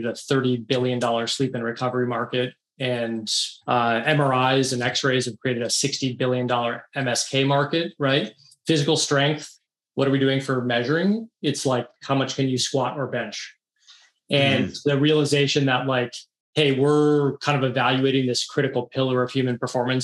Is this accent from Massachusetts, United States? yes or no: yes; outside of Boston, Massachusetts, United States; I grew up outside of Boston